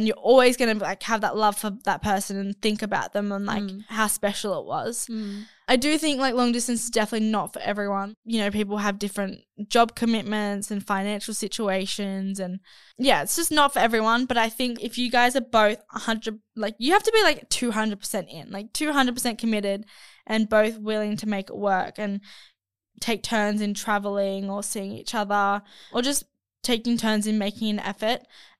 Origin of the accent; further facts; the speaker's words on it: Spain; I cannot be more heartbroken since I'm from Spain and he's from South Korea, which is a huge distance.